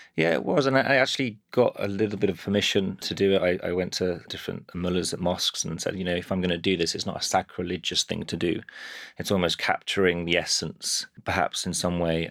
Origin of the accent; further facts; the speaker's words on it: Birmingham, West Midlands, United Kingdom; now in London, United Kingdom; I grew up in Birmingham